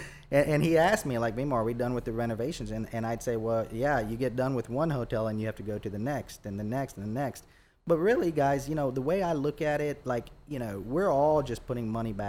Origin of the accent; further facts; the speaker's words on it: Boonville, Indiana, United States; born there; I was born in right outside of Evansville in a city called Boonville, Indiana.